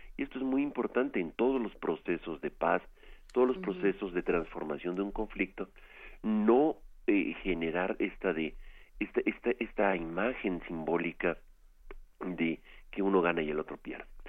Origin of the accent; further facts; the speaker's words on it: Mexico; nosotros como mexicanos